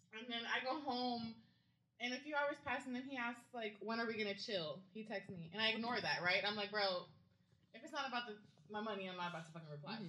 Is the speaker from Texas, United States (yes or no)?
yes; the Valley, Texas, United States; moved away; in the valley, that's where I went to school, and you have all these different little towns next to each other